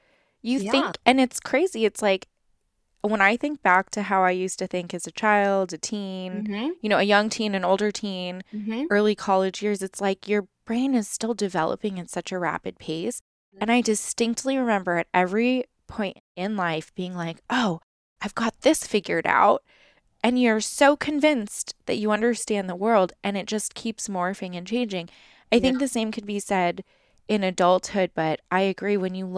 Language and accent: English; Los Angeles, California, United States; we moved around a lot as kids as well. Just all over like the greater Los Angeles area. I mean, I was born in San Francisco and then we moved down here and then we're kind of all over the place.